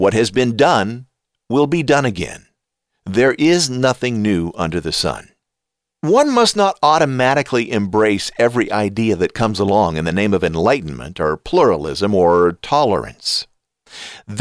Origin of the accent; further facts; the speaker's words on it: United States; I am an American